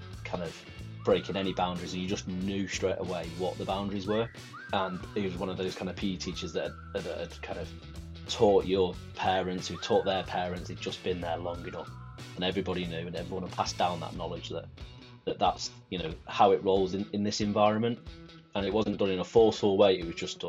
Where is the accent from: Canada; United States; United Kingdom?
United Kingdom; Manchester, North West England; I grew up in South Manchester, and it's tough